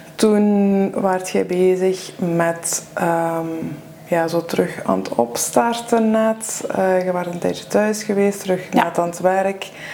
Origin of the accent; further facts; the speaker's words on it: Limburg, Flanders, Belgium; moved away; ik ben van Limburg afkomstig